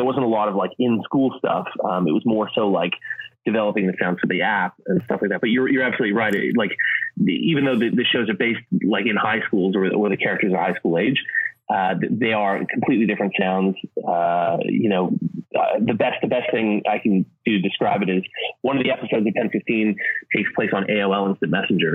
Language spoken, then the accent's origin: English; Canada; moved away as an adult; also born or lived in Edinburgh / London; I grew up in Canada